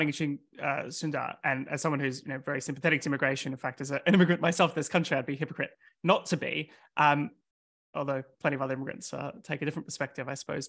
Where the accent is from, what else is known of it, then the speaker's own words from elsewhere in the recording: Australia; now in United Kingdom; In my home country, in Australia